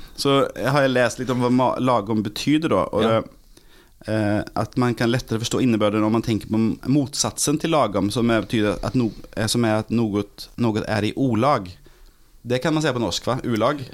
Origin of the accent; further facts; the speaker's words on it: Gothenburg, Västra Götaland, Sweden; Norwegian is a second language; moved away as an adult; now in Norway; Jeg er fra Göteborg